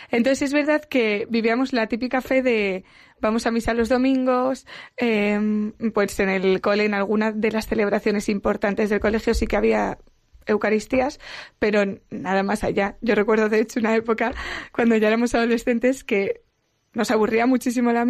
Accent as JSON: {"language": "Spanish", "town": "Madrid", "region": "Community of Madrid", "country": "Spain", "said": "De Madrid."}